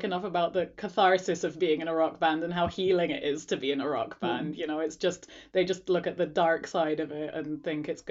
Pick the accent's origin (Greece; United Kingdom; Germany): Greece; I grew up in Greece